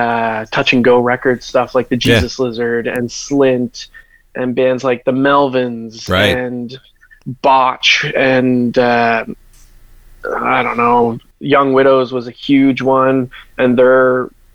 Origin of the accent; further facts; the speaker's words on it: Halifax, Nova Scotia, Canada; growing up in Halifax, there was a very big hardcore and metalcore scene when I was a kid